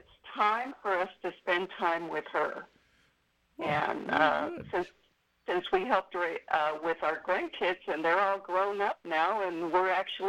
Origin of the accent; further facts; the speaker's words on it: California, United States; moved away as an adult; also born or lived in Elk Grove, California; now in Larkspur, Colorado, United States; I'm Californian. I was born and raised in California, and so was my husband.